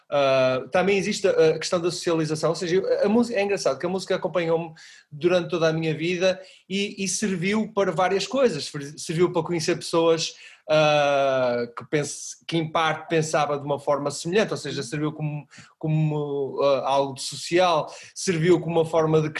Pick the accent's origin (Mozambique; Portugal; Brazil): Portugal; Porto, Norte; Eu sou do Porto. És do Porto, pronto. Nascido, ah. nascido no, no, centro da cidade mesmo, na Sé.